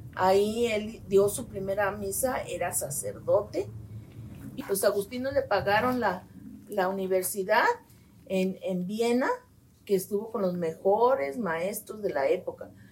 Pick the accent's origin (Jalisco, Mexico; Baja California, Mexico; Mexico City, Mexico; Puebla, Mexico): Jalisco, Mexico; Guadalajara; Nací en Guadalajara, Jalisco